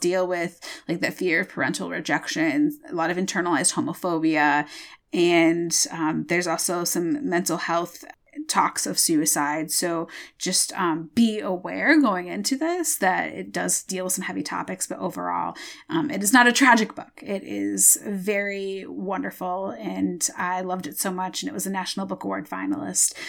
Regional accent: Michigan, United States; I'm from Michigan and I, I'm, I'm so defensive of Michigan

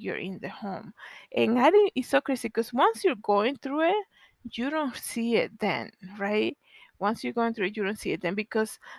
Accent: Dominican Republic; moved away; growing up in the Dominican Republic

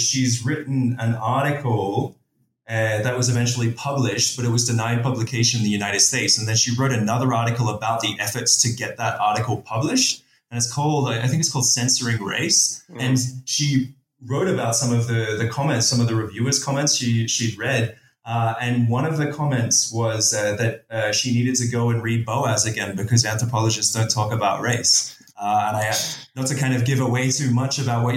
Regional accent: Australia; as an Australian

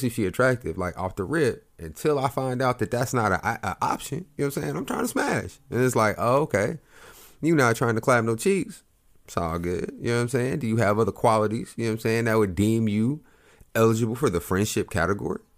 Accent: Oklahoma, United States; I grew up in Oklahoma

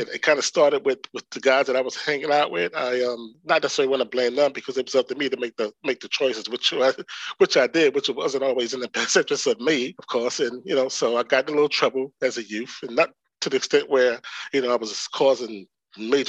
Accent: New York City, New York, United States; also born or lived in Dillon, South Carolina; Came to New York around the age of 8

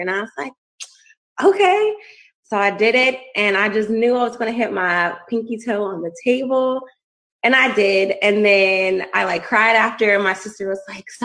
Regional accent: Woodbridge, Virginia, United States; I'm from Woodbridge, Virginia

